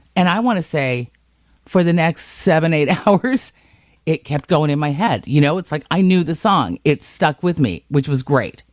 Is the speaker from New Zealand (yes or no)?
no; Scotland, United Kingdom; I'm Scottish